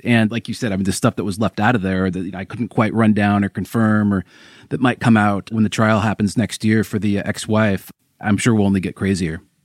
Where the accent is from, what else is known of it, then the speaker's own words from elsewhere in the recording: Seattle, Washington, United States; now in Los Angeles, United States; I'm from Seattle